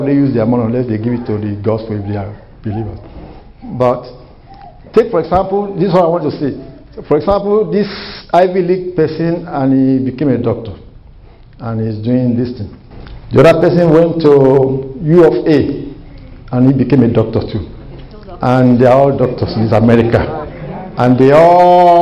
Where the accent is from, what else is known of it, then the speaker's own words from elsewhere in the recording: Nigeria; moved away as an adult; now in United States; I came from Nigeria, and I have my bachelor in Nigeria, and I just got my master's here